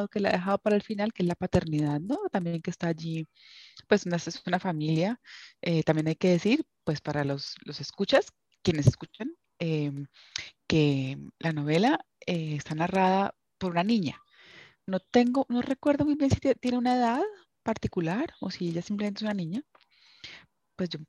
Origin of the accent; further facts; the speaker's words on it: Cali, Valle del Cauca, Colombia; el libro se desarrolla en la Cali en la que yo crecí, en la Cali de los setentas.